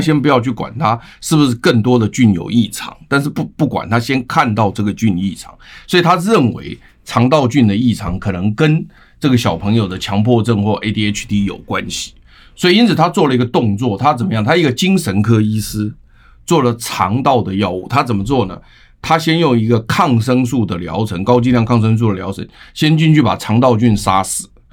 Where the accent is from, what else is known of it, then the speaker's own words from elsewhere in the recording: Taiwan; 我们台湾人民都是非常善良优秀的人